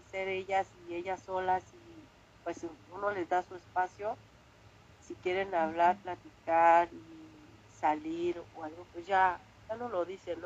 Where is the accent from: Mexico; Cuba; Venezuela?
Mexico; Mexico City; moved away as an adult; now in Spain; yo soy mexicana